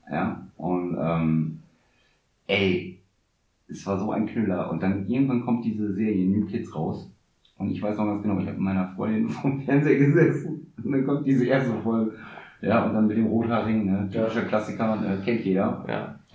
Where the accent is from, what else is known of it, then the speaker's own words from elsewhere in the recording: Nordhorn, Lower Saxony, Germany; wir kommen ja aus Nordhorn, ja. Die Stadt der drei unbegrenzten Möglichkeiten, Essen, Schlafen, Trinken